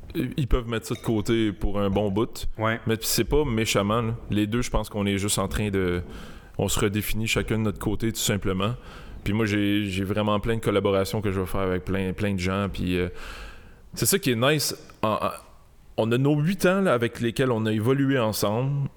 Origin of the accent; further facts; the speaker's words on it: Montreal, Quebec, Canada; J'ai grandi à Saint-Léonard toute ma ah, vie.